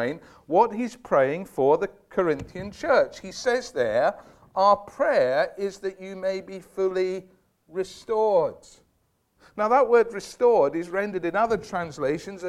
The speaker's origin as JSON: {"language": "English", "region": "Scotland", "country": "United Kingdom", "tie": "born or raised there", "said": "I was brought up in Scotland"}